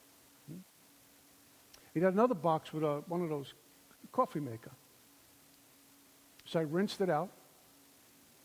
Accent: New York City, New York, United States; also born or lived in Minnesota; I'm from Brooklyn

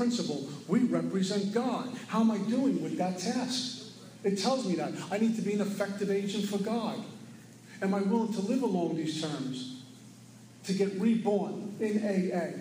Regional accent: New York City, New York, United States; moved away; also born or lived in Florida; I was born and raised in Brooklyn.

